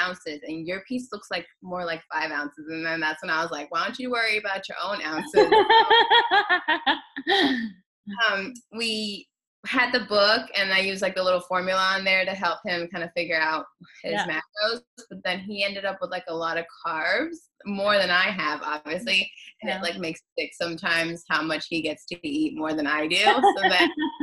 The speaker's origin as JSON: {"language": "English", "region": "Texas", "country": "United States", "moved": "yes", "lives_now": "Knoxville, United States", "said": "my little sister lives downstairs because we're from Texas. And then we moved to Tennessee"}